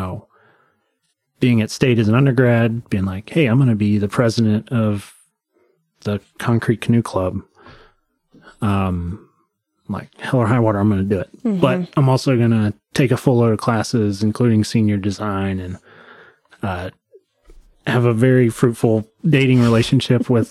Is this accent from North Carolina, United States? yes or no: yes; rural Western North Carolina, United States; so I grew up in rural Western North Carolina